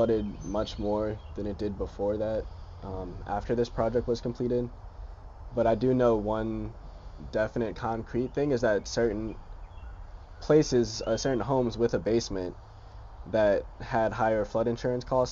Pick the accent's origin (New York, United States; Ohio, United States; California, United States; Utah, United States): New York, United States; moved away; also born or lived in Hampton, Virginia; I'm from New York originally